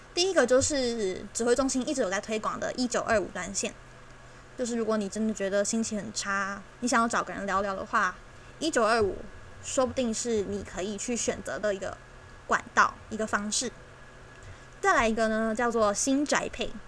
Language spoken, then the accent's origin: Chinese; Taiwan; 这是我们的家，这是我们的家乡，我们共同生长的地方，共同居住的地方